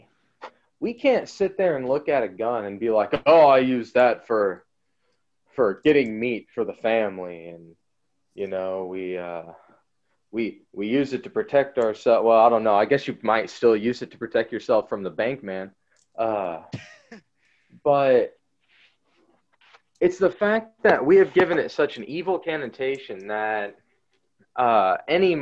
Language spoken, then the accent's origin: English; United States; speaking as an American